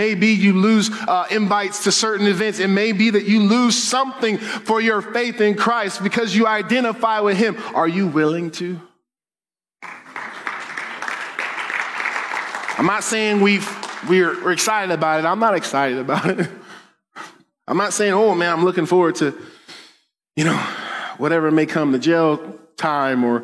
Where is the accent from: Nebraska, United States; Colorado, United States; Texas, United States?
Colorado, United States; Denver; I grew up in Denver